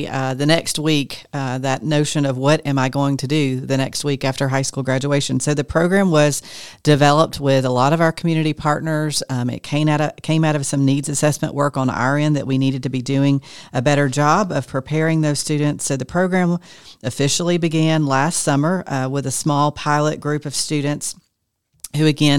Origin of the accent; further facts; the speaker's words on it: Georgia, United States; A lot of us were born and raised in Forsyth County, and we want our students to come back and reinvest in the community as well.